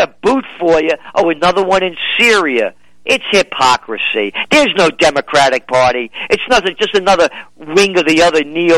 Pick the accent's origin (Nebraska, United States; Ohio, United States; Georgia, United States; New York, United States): New York, United States; you know, I'm a New Yorker, you know